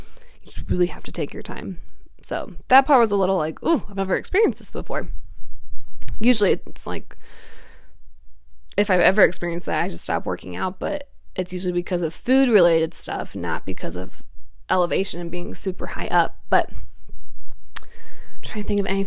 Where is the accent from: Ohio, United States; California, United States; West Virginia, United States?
Ohio, United States; I'm from Ohio